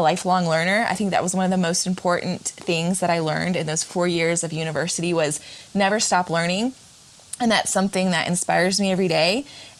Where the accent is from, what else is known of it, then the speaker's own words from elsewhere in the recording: North Carolina, United States; also born or lived in Florida; I was born in Florida, but I always tell people I moved around a lot for my dad's job. And so I spent most of my life growing up in North Carolina. So when people ask me, I say North Carolina, but I am a Florida baby.